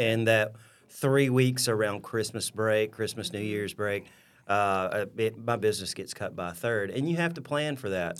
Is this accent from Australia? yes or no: no; Louisville, Alabama, United States; also born or lived in Troy, Alabama; born and raised in Louisville, Alabama, which is about, uh, thirty-ish, thirty-five miles, uh, east of Troy